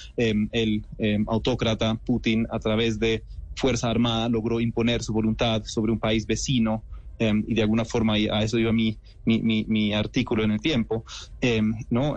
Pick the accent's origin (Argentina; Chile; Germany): Germany; siendo alemán